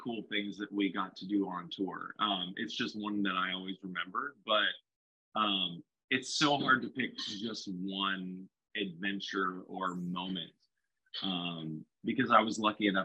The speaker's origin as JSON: {"language": "English", "town": "Stockton", "region": "California", "country": "United States", "tie": "born or raised there", "also_born_or_lived": "Lodi, California / Fresno, California / Orlando, Florida", "moved": "as an adult", "said": "born and raised in Stockton, California."}